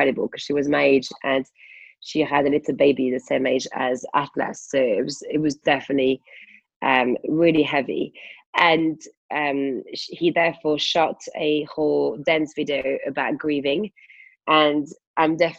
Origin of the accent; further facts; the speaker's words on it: France; now in United Kingdom; as a French person